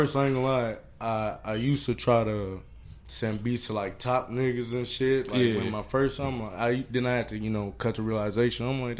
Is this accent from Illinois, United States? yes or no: no; Minneapolis, Minnesota, United States; also born or lived in Brooklyn Park, Minnesota; I'm from Minneapolis, but, you know, I'll say by like 8th grade, 9th grade, ended up in Brooklyn Park